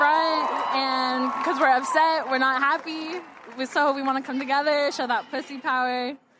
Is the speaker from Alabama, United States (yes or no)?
no; Big Bear, California, United States; Big Bear, California.